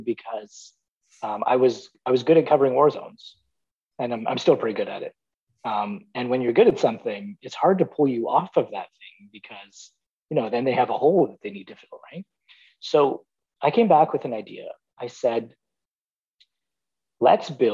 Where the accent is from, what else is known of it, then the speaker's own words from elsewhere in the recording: Toronto, Ontario, Canada; I was born and raised in Toronto